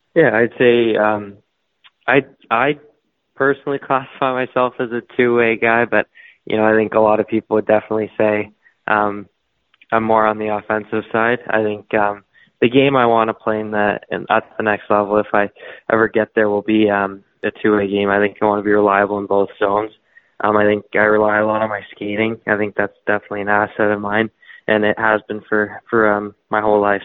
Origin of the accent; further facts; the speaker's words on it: Toronto, Ontario, Canada; I'm from Toronto, Ontario. I've lived there my whole life